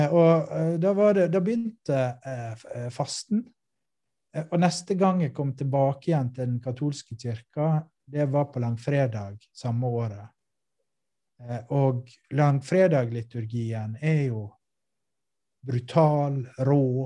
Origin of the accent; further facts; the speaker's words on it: Western Norway, Norway; jeg er vestlending norsk